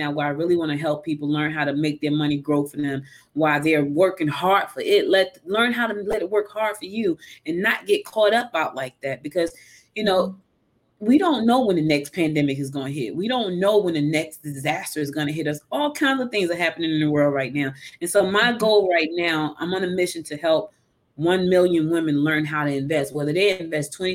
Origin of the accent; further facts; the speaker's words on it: Newark, New Jersey, United States; moved away as an adult; also born or lived in West Orange, New Jersey; now in Georgia, United States; She moved me to Newark when I was a little girl, you know, and, you know, growing up in Newark